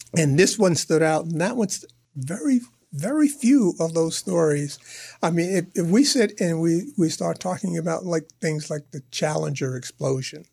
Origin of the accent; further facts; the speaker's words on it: New York City, New York, United States; a youngster growing up in Harlem in New York